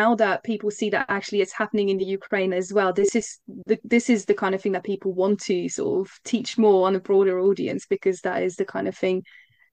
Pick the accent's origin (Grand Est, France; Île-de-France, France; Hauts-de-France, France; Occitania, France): Grand Est, France; Alsace; now in United Kingdom; I grew up in Alsace